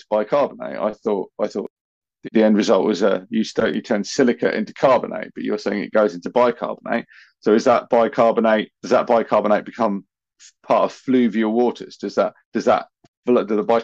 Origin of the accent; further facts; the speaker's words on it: United Kingdom; I'm British